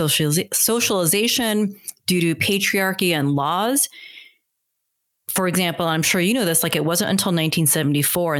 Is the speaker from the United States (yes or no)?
yes; United States; I'm Korean American.